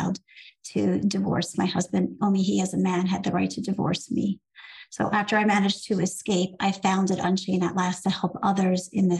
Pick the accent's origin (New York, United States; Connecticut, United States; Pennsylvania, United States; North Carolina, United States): New York, United States; New York City; I grew up in Brooklyn, in New York City, but in a very insular religious community